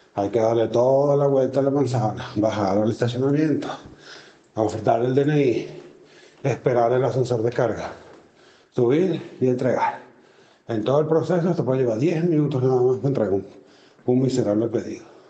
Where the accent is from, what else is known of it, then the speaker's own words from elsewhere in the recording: Venezuela; moved away as an adult; now in Spain; soy inmigrante venezolano. Llegué hace unos cinco años